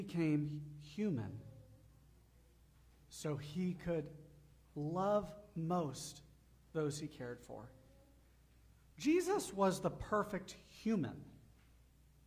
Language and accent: English; Gulf of Mexico, Gulf Coast, United States; moved away; I grew up on the Gulf of Mexico